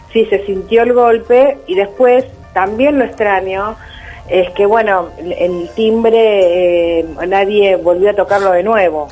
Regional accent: Castelar, Buenos Aires Province, Argentina; yo soy de Castelar

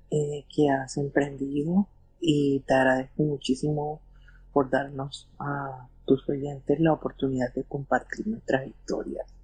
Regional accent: Colombia; nosotros somos de Colombia, pero pues en ese momento mis abuelos eran inmigrantes eh, colombianos de Venezuela, vivían en Estados Unidos.

